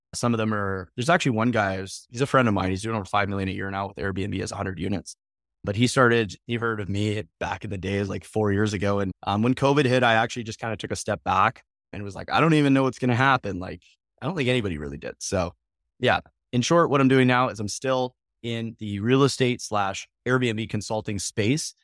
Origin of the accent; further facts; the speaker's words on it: Calgary, Alberta, Canada; moved away; I'm from Calgary, Alberta, originally.